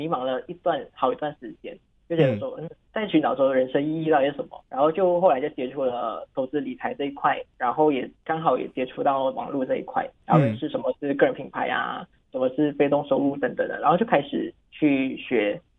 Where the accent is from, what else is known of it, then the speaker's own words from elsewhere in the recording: Penang, Malaysia; 本身的背景啊，嗯呃，算是我来自槟城啦，然后我是跟大多数人一样，就是刚出会出来社会没多久的九零后这样。